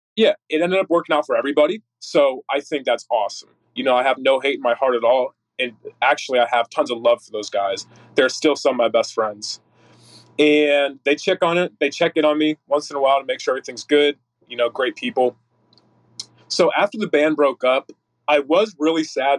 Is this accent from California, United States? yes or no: no; Northeast Pennsylvania, United States; now in Texas, United States; originally from NEPA, Northeast Pennsylvania.